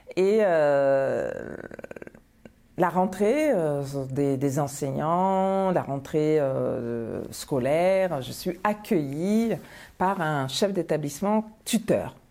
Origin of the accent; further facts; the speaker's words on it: Bamako, Mali; moved away as an adult; also born or lived in Paris, France; now in France; je viens de Bamako, je viens du lycée Askia